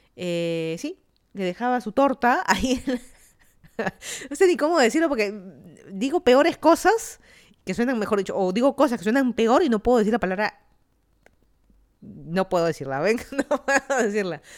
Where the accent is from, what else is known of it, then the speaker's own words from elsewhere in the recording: Lima, Peru; moved away as an adult; also born or lived in Miami, United States; now in Fairfax County, Virginia, United States; yo soy de Lima, Perú. Me mudé a Estados Unidos ya